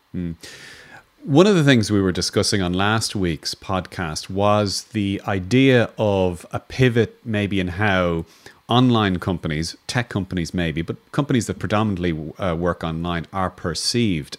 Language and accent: English; Ireland; as an Irish person